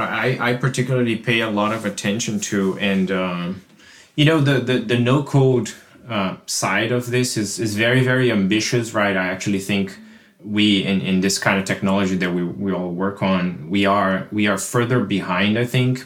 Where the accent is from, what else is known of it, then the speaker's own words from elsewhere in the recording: Brazil; now in United States; I live in the U S, but, but I'm originally from Brazil